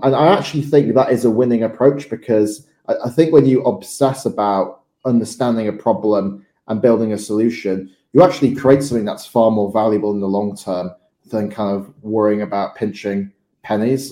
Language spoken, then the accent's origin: English; Morley, Yorkshire and the Humber, United Kingdom; I grew up in Morley in West Yorkshire